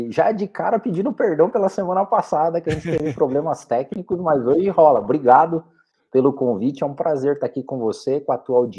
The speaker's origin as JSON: {"language": "Portuguese", "town": "Curitiba", "region": "Paraná", "country": "Brazil", "tie": "born or raised there", "said": "eu sou aqui de Curitiba, nascido e criado, já andei por outras cidades, trabalhei para fora também, mas eu sou de Curitiba também"}